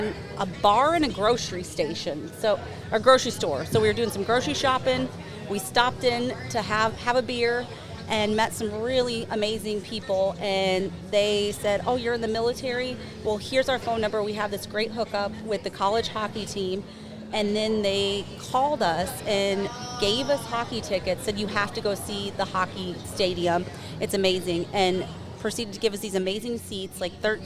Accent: Illinois, United States; also born or lived in North Carolina / Alaska; now in Grand Forks, United States; I'm originally from Illinois. So grew up in Illinois, moved to North Carolina, and then joined the Air Force

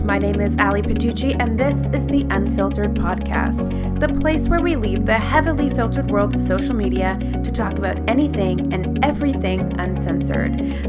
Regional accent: Toronto, Ontario, Canada; I'm actually from Toronto. So I have like a lot of friends and family back there, and they just went into the newer lockdown

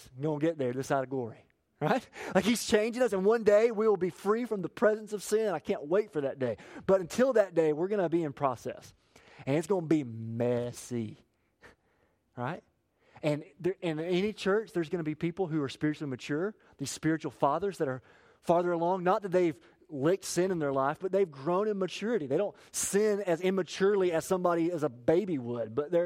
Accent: Appalachia, United States; I'm from Appalachia

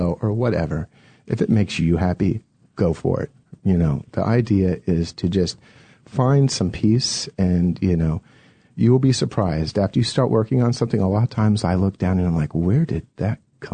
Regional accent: Atlanta, Georgia, United States; born or raised there; also born or lived in Buffalo, New York / Palo Alto, California

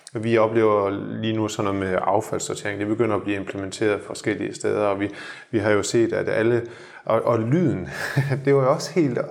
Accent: Denmark; moved away as an adult; now in Shanghai, China

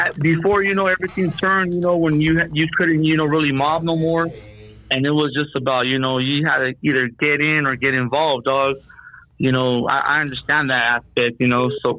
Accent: El Monte, California, United States; Well, all my family's from Rockwood. I'm from Monte.

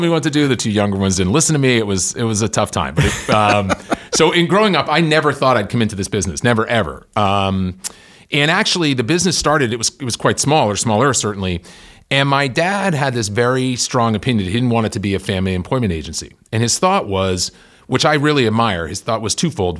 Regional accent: Worcester, Massachusetts, United States; I grew up in Worcester, Mass

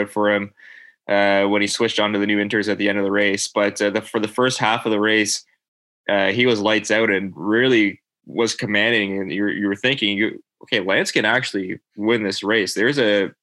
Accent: Canada; as a Canadian

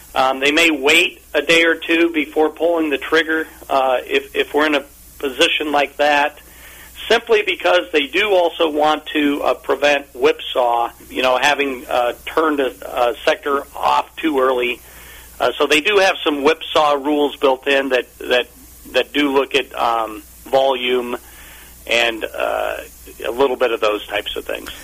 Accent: Omaha, Nebraska, United States; I grew up in Omaha, Nebraska

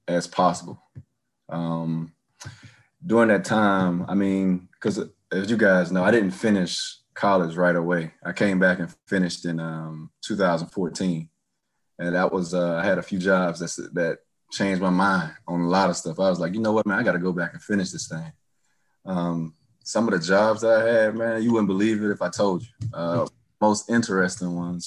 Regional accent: Jackson, South Carolina, United States; I'm from Jackson

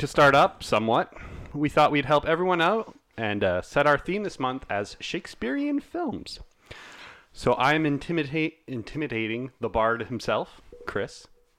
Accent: Scotland, United Kingdom; Being Scottish

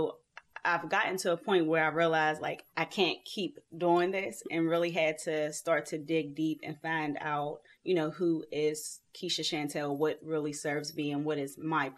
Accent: Pittsburgh, Pennsylvania, United States; I'm from Pittsburgh, Pennsylvania

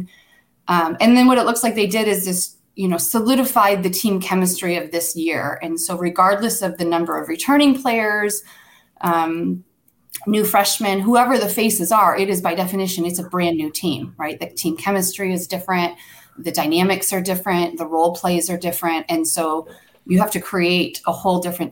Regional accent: Michigan, United States; Michigan, my home state

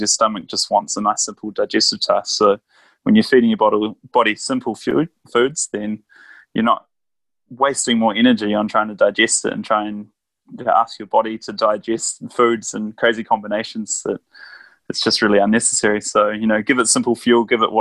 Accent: New Zealand; I'm a Kiwi

